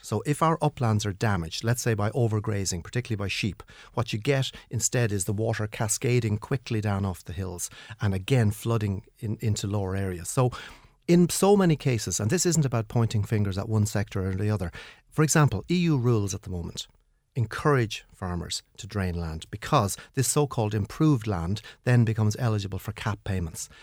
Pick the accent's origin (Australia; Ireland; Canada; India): Ireland; Kilkenny, Leinster; my hometown is Kilkenny